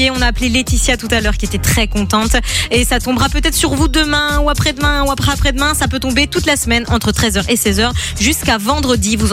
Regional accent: Wallonia, Belgium; Moi, je viens, de je viens d'à côté de Charleroi, donc je le sais.

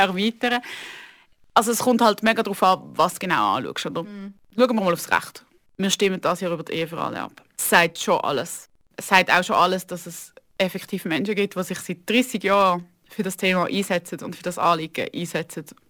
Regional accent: Aargau, Switzerland; Ich bin aufgewachsen im Aargau, in einer Kleinstadt

